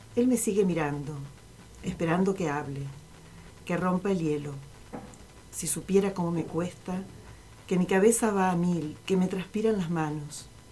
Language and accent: Spanish; Tres Arroyos, Buenos Aires Province, Argentina; now in Zapala, Argentina; la ciudad en la, que yo, en nací, en Tres Arroyos